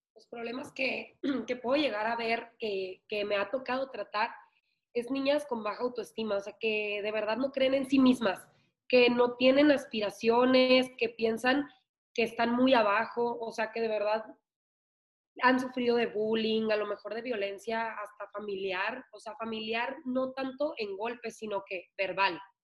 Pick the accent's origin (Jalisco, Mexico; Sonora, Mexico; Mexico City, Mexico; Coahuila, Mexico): Sonora, Mexico; Ciudad Obregón; las de Obregón